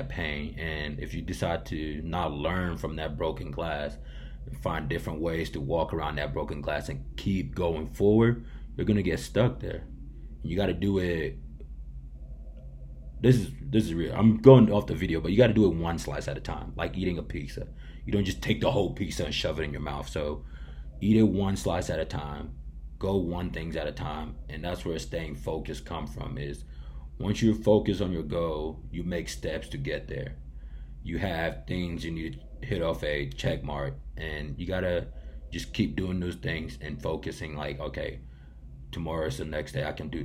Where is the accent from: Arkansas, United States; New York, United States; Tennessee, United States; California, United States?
Tennessee, United States; Johnson City; born or raised there